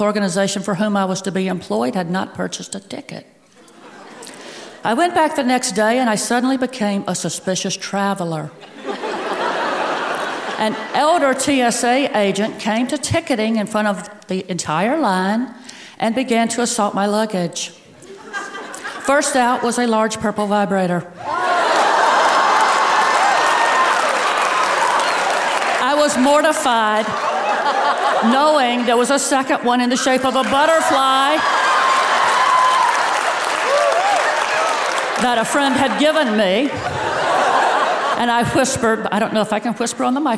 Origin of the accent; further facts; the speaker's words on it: the Bible Belt, the South, United States; accent: Southern; I was born and raised in what I call the Bible and bigotry belt